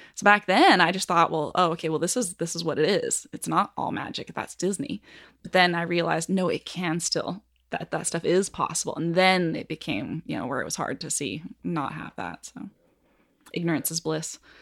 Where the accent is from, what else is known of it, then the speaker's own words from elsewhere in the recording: Canada; moved away as an adult; now in Kansas City, United States; I come from Canada